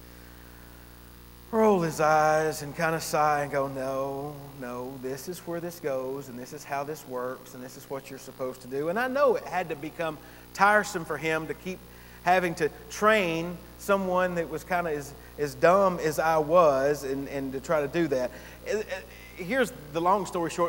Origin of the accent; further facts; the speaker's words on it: Gainesville, United States; I had moved back to my hometown up in Gainesville